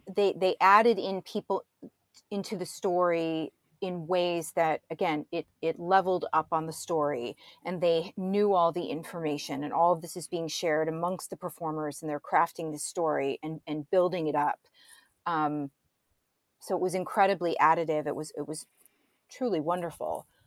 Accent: St. Louis, Missouri, United States; I was born and raised in Saint Louis, Missouri

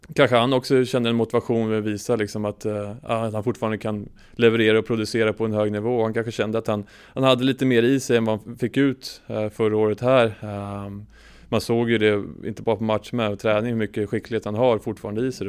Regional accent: Sweden; som svensk

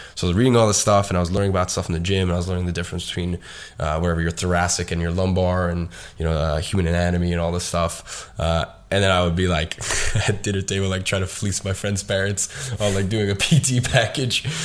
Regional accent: London, United Kingdom; I was going to private school and I was living in a good area in London

